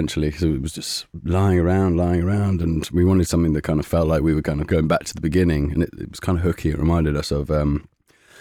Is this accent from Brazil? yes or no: no; London, United Kingdom; we grew up in Shepherd's Bush, just up on the Goldhawk Road, opposite Townhouse Studios